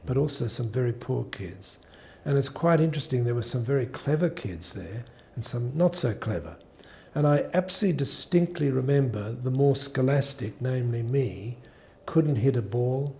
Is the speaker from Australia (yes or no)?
yes; Australia; born or raised there; also born or lived in South Africa